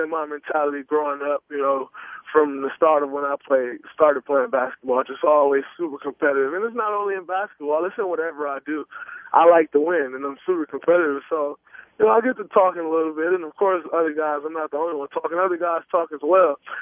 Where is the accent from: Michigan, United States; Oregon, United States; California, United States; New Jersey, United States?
Michigan, United States; Saginaw; growing up in Saginaw